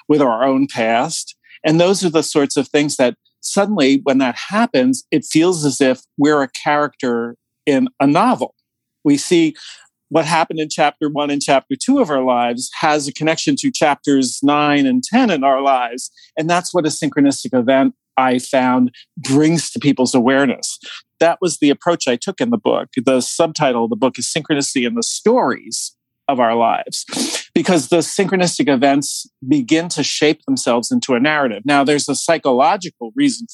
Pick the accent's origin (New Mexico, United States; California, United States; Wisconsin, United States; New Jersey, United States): New Jersey, United States; growing up in New Jersey outside of New York, there was nothing but Italians and Jews in my hometown